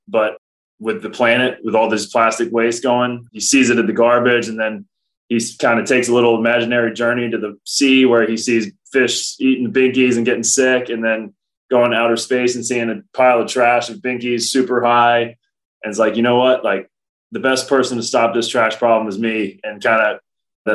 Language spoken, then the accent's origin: English; Cincinnati, Ohio, United States; now in Milwaukee, United States; Cincinnati, my hometown